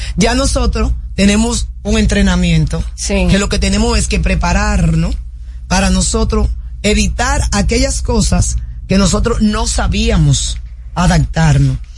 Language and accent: Spanish; Dominican Republic; los dominicanos éramos una de las personas que éramos más fácilmente adaptables